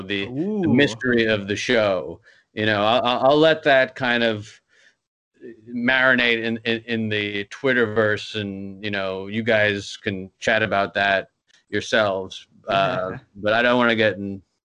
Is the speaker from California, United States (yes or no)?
no; New York City, New York, United States; I'm from Queens, New York